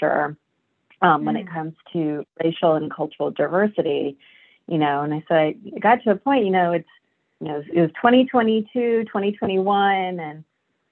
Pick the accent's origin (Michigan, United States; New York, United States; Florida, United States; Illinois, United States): New York, United States; when I grew up in the United States, born and raised in New York